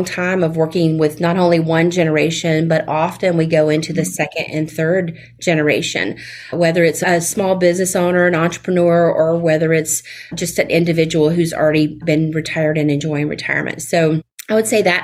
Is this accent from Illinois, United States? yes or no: no; Fort Walton Beach, Florida, United States; accent: Southern; moved away as an adult; now in Tampa Bay area, United States; I am a native of Florida, but I'm originally from the Panhandle, the Florida Panhandle, where the world's most beautiful beaches are, up near Fort Walton Beach